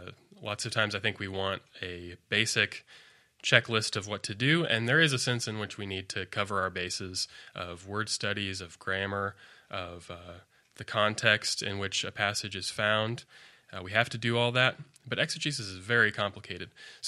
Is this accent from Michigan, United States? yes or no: no; Colorado Springs, Colorado, United States; I moved out this direction from Colorado Springs, Colorado.